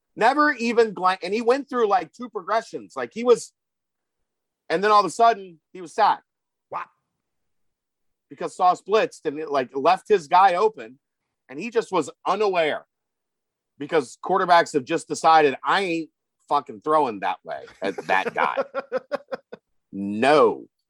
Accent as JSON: {"language": "English", "region": "Northern Kentucky", "country": "United States", "also_born_or_lived": "Cincinnati, Ohio", "said": "I was from Northern Kentucky at the time, so it would have been like 606."}